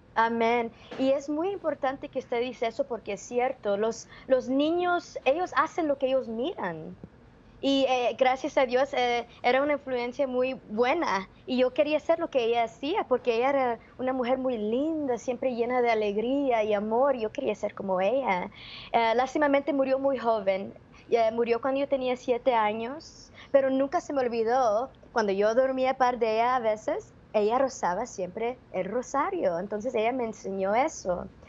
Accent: Los Angeles, California, United States; nacida y criada acá en California

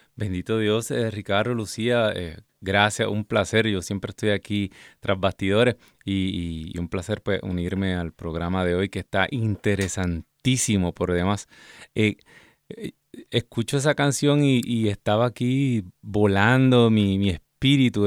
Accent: Ciales, Puerto Rico; mi pueblo, en el pueblo de Ciales, Puerto Rico

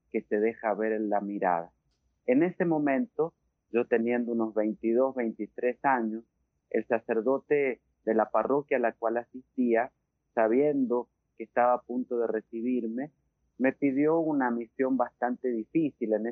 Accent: Rivadavia, Argentina; born there; el hospital de Rivadavia, la ciudad donde yo nací

